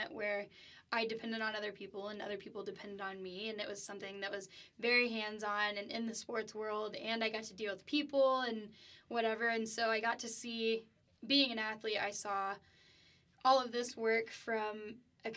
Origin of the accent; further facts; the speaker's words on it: Keller, Texas, United States; moved away as an adult; now in Lubbock, United States; I'm from the DFW area. I'm from Keller. So, yeah, I grew up playing softball